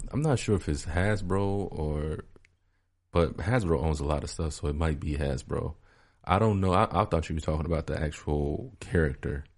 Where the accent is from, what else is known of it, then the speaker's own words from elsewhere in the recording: Chicago, Illinois, United States; moved away; I grew up a part of my life in Chicago